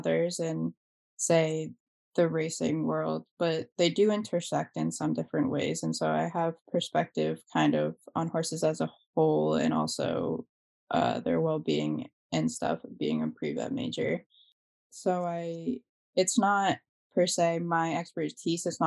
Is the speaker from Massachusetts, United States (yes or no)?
yes; Hardwick, Massachusetts, United States; I'm a pre-veterinary student, but I grew up in Hardwick. I've lived there my whole life in the same house